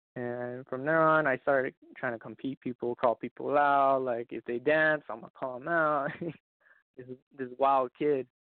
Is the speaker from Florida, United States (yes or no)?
no; Roswell, New Mexico, United States; I come from Roswell, New Mexico, little little town.